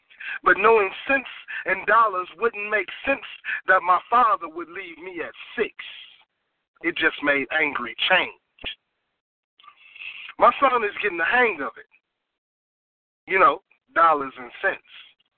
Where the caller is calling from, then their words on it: Dallas, Texas, United States; I'm calling from Dallas.